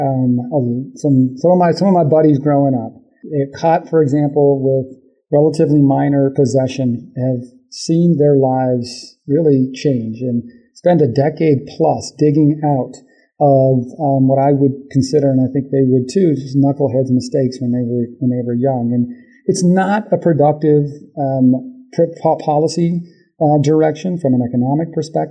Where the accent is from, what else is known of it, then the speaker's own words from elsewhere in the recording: Arizona, United States; growing up in Arizona